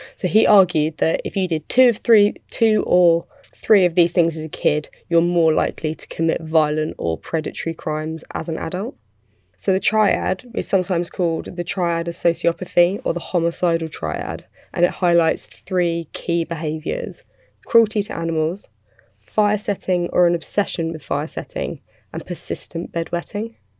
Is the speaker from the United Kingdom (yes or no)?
yes; United Kingdom; I'm British